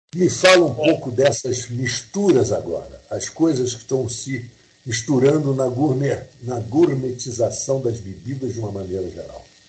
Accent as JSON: {"language": "Portuguese", "country": "Brazil", "said": "eu sou brasileiro"}